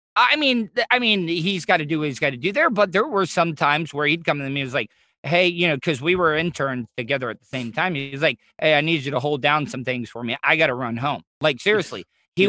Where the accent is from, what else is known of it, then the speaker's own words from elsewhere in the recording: the South, United States; I grew up in the South where like we would, yeah, we would shit outside